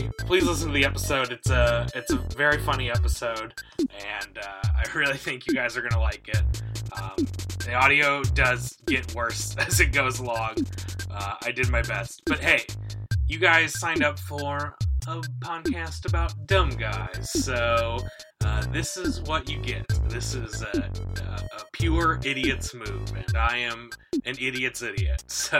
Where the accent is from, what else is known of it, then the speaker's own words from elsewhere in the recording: Midwest, United States; accent: Midwestern; I have Midwestern mouth.